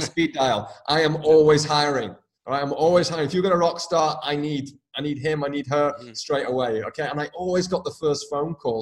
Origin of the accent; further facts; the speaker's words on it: United Kingdom; moved away; also born or lived in Dublin, Ireland / west coast of Ireland / New York City / Northern California; I'm obviously from the UK originally.